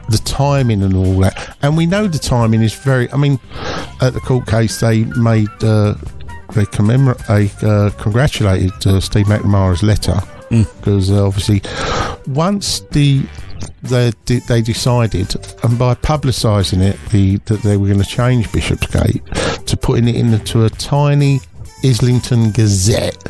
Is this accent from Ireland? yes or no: yes; Ireland; I'm Irish